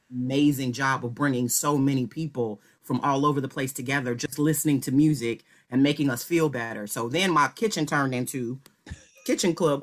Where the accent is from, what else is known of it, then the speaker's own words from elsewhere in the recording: Chicago, Illinois, United States; I am originally from the city, from Chicago.